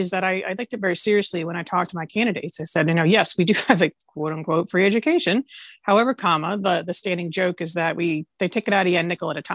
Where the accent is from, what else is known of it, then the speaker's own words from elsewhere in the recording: Highland, Indiana, United States; from Highland, Indiana.